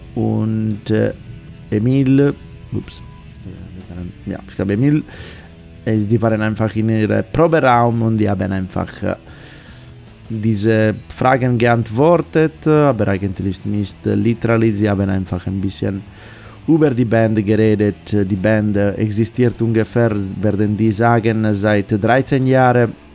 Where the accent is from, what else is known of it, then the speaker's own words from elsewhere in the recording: Sardinia, Italy; German is a second language; moved away; aus meiner Heimat Sardinien